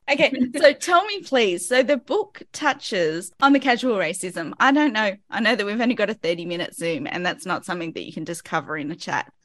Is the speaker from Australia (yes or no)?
yes; Sydney, New South Wales, Australia; my hometown